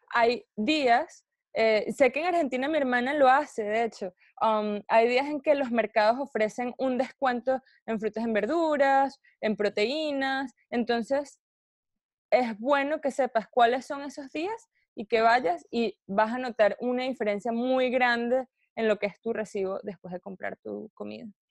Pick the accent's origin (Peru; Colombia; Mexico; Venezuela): Venezuela; now in United States; venezolana viviendo en Estados Unidos